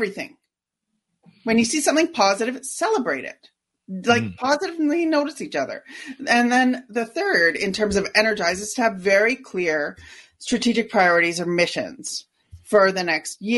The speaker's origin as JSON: {"language": "English", "country": "Canada", "said": "I'm Canadian"}